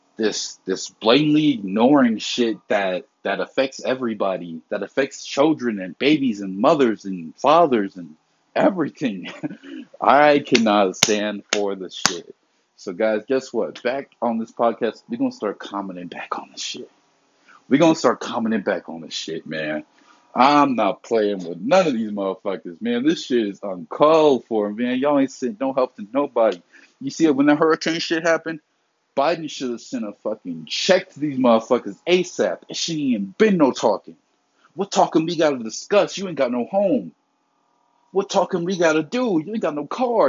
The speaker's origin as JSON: {"language": "English", "region": "the South", "country": "United States", "tie": "born or raised there", "said": "I grew up in the South where hurricane season is plentiful"}